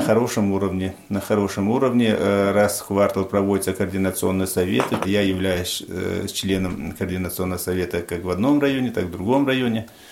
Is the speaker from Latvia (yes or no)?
no; Panj, Khatlon, Tajikistan; moved away as an adult; now in Apsheronsk, Russia; я родился в 1968 году, э, город Пянш, Таджикистан. Переехал в 1991 году в э, Краснодарский край, город Обширонск.